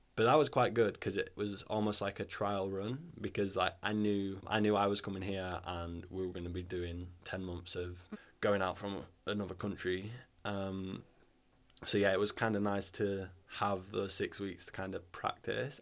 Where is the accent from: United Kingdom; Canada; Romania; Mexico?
United Kingdom; Halifax, Yorkshire and the Humber; accent: northern; moved away as an adult; also born or lived in Leeds; now in Bergen, Norway; I was born in Halifax, lived in the same house until I was 18